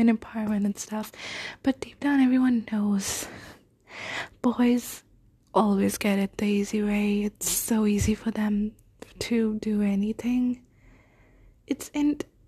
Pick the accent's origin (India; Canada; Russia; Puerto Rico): India; I'm an Indian girl, and I want to stay in India for my undergraduate course